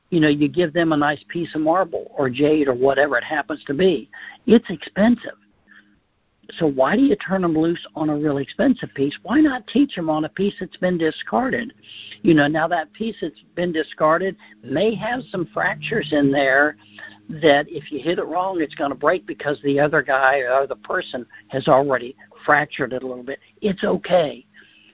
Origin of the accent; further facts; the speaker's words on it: southern Ohio, United States; I'm from Ohio, and we grew up in a very small town in southern Ohio